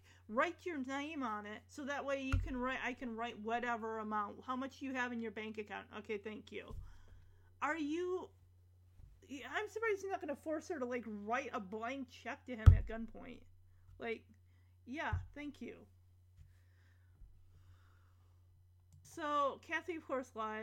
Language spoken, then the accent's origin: English; Michigan, United States; moved away; I'm from Michigan and I say pop